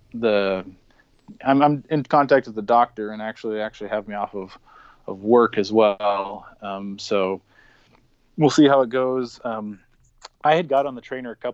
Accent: Spokane, Washington, United States; I'm originally from the Spokane, Washington area. That was where I was born and raised.

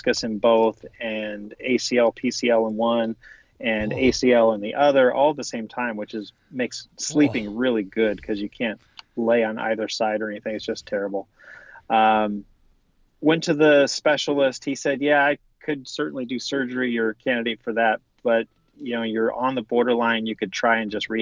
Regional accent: Southern California, United States; also born or lived in Orange County, California / Riverside County, California / Santa Barbara, California; I was born and raised in Southern California, started out in Orange County as a youngster went eventually to Riverside County.

